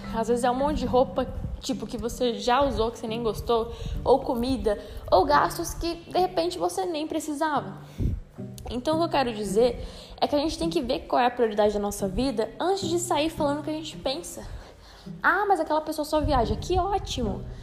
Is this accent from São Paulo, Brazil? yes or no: yes; São Paulo, Brazil; Mas eu sou de São Paulo